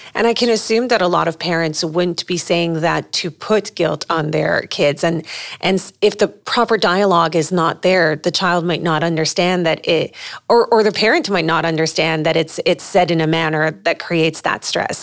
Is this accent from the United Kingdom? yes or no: no; Lebanon; moved away as an adult; originally I'm from Lebanon